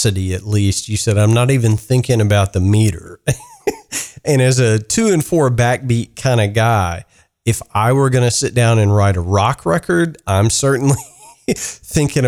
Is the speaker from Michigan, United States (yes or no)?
no; Kentucky, United States; Growing up in the South or the Midwest, however you want to classify Kentucky